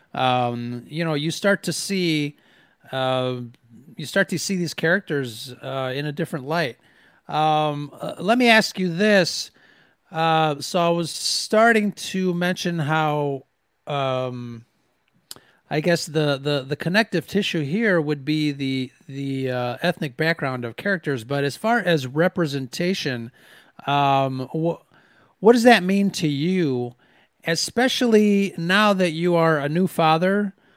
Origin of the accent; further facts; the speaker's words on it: United States; being Mexican American, it's something that growing up mostly kind of you know not not really super mexican um i was more uh, i i guess the term is i was americanized i mean i was born here